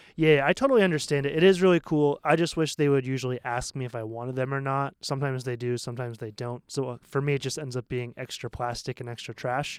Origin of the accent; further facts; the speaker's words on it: Maine, United States; moved away as an adult; now in Taiwan; I'm from Maine